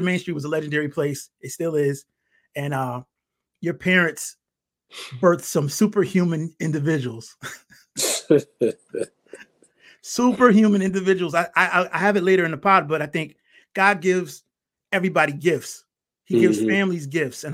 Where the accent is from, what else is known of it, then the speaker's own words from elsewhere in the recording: Bridgeport, Connecticut, United States; I grew up in Bridgeport, Connecticut, and Connecticut is a small state